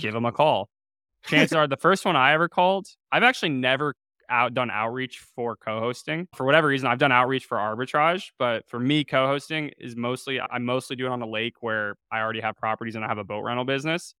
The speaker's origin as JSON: {"language": "English", "town": "Chapel Hill", "region": "North Carolina", "country": "United States", "said": "I'm from Chapel Hill, North Carolina."}